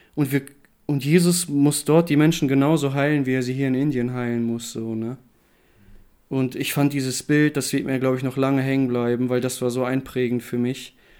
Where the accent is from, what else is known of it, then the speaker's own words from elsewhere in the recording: Germany; bei uns in Deutschland